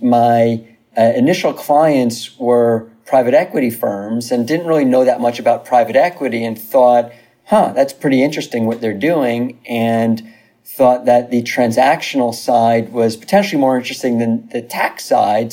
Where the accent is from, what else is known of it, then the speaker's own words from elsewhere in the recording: New Rochelle, New York, United States; moved away as an adult; now in Los Angeles, United States; originally from uh, Westchester County, from New Rochelle, New York. Uh, went to New Rochelle High School